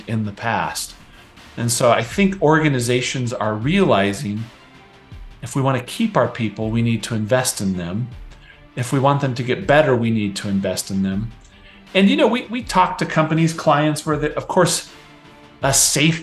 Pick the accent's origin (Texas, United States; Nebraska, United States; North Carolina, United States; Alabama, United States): Nebraska, United States; now in Utah, United States; I grew up on the Great Plains of the United States in the state of Nebraska